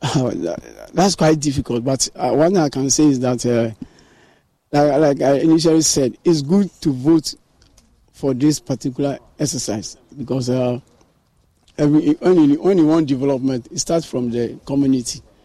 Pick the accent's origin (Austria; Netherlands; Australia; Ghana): Ghana; as a Ghanaian